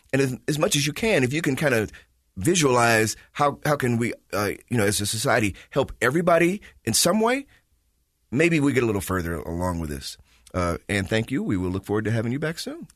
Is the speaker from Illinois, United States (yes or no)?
yes; Chicago, Illinois, United States; moved away; I grew up in Chicago